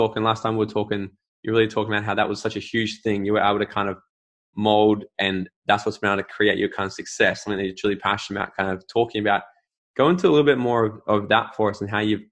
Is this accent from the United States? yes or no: no; Australia; as an Aussie